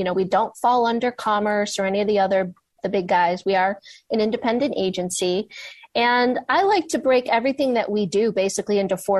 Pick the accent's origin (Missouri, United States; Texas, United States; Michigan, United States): Michigan, United States; Detroit; moved away as an adult; also born or lived in Washington, D.C.; now in San Francisco, United States; So I'm from Detroit. That's my hometown. Michigan's my home state.